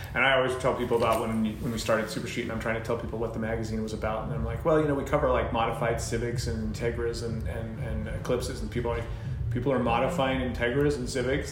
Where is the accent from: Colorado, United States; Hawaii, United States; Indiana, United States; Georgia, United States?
Colorado, United States; moved away as an adult; now in California, United States; I'd just been out here very recently out in California from where I grew up in Colorado